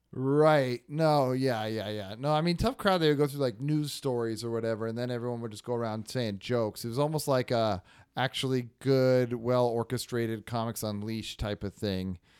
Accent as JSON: {"language": "English", "region": "Northern California", "country": "United States", "said": "the slang we had from NorCal, um, we would say hella"}